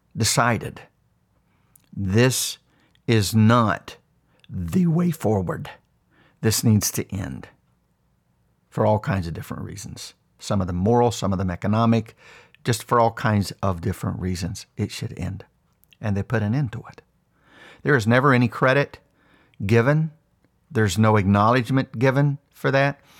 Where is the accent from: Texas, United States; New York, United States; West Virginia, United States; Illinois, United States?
West Virginia, United States; When I was a young boy, I grew up extremely poor in West Virginia